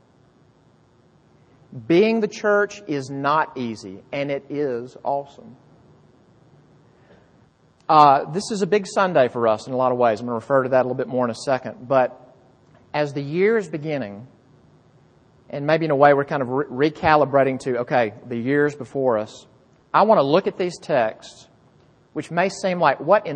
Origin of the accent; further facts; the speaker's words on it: Jackson, Mississippi, United States; moved away; I grew up in Mississippi, which is, you better believe me, Bible Belt